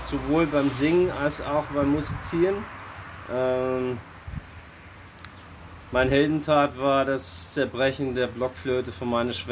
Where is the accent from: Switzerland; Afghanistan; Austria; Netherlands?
Netherlands; Alkmaar, North Holland; German is a second language; moved away as an adult; now in Germany; ich äh, bin vor 45 Jahren in äh, Alkmaar in den Niederlanden geboren und äh, habe da auch 25 Jahre gewohnt und äh, dieses Jahr äh, ist mein 20-jähriges Jubiläum in Deutschland.